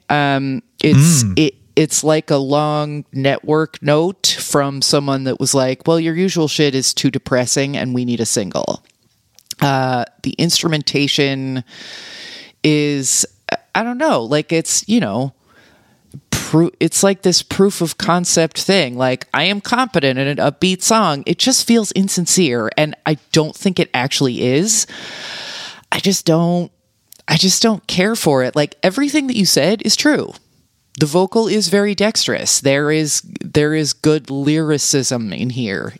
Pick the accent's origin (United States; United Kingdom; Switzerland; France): United States; New York; as a New Yorker